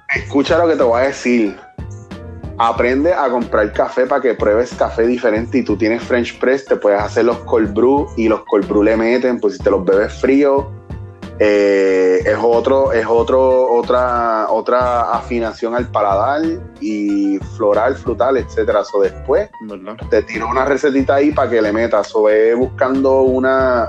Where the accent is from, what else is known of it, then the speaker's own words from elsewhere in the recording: Puerto Rico; nosotros como puertorriqueños